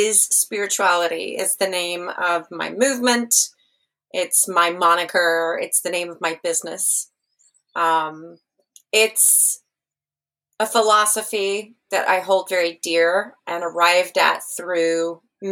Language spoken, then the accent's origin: English; San Angelo, Texas, United States; also born or lived in Austin, Texas / Seattle, Washington; now in Ireland; I grew up in a small town in West Texas called San Angelo